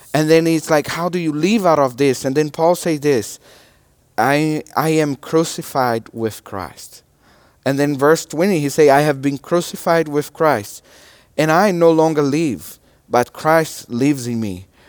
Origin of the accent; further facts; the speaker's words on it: Brazil; English is a second language; moved away; my nationality is a Brazilian. And I'm from Brazil